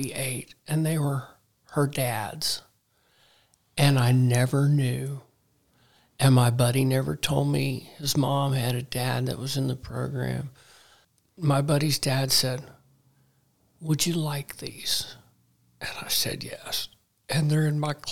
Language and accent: English; Dallas, Texas, United States; moved away as an adult; also born or lived in Hugoton, Kansas / Wichita, Kansas / Arkansas / Phoenix, Arizona; I was born in Hugoton, Kansas, which is a real small town out west, southwest by Dodge City, Ulysses. Then we moved to Wichita when I was, I think, about two. And then we moved to Dallas when I was five.